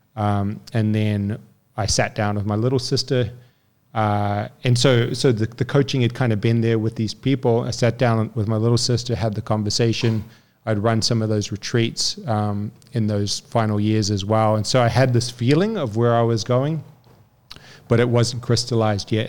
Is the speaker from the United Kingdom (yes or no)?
no; New Zealand; moved away; also born or lived in French Polynesia / Newcastle; raised in New Zealand.